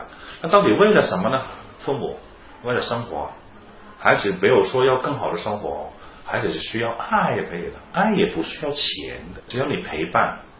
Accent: China; 因为我们是中国人，我们更想看到我们中国的孩子有一个健康成长的空间

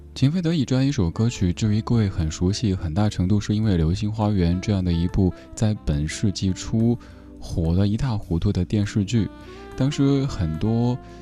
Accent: Sichuan, China; accent: Sichuanese; 我家乡话，四川话

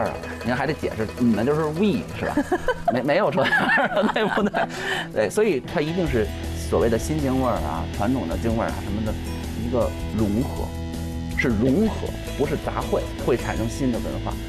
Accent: Beijing, China; 我本身是北京人

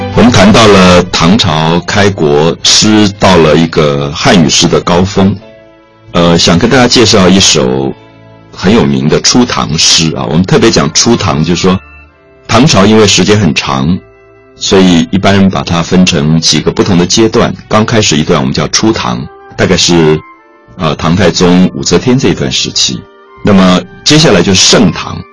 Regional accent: Taiwan; 我来自台湾

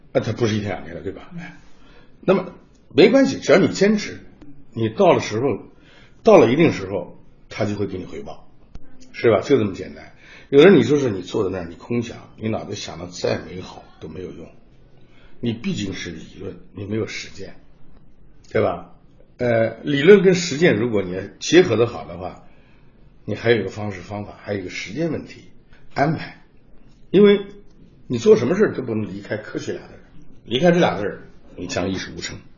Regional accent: Nanjing, Jiangsu, China; moved away as an adult; also born or lived in Italy; 我也是在这个南京出生的

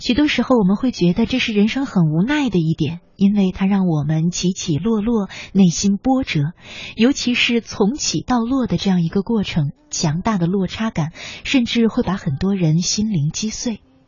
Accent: China; 我们中国人啊

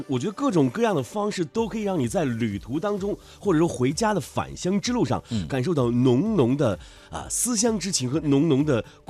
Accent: Lanzhou, Gansu, China; 当然还有我的家乡兰州西站

